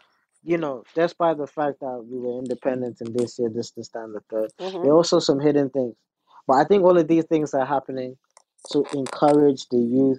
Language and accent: English; London, United Kingdom; also born or lived in Ghana; I'm a Londoner, born and raised, but I've lived in Ghana as well.